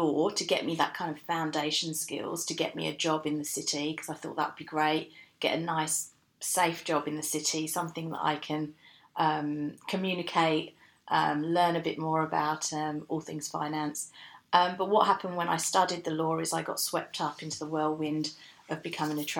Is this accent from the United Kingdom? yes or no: yes; United Kingdom; moved away as an adult; also born or lived in Newcastle upon Tyne, England; now in Australia; I was born in London, just outside London, and then I went to school in just outside London